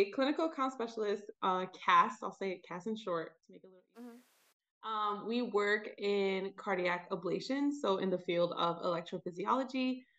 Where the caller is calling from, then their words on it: Atlanta, Georgia, United States; I am calling in from Atlanta, Georgia.